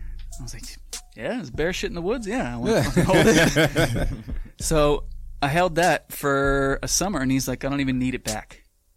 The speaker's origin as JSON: {"language": "English", "town": "Manahawkin", "region": "New Jersey", "country": "United States", "said": "Manahawkin is the name. It's the mainland of Long Beach Island."}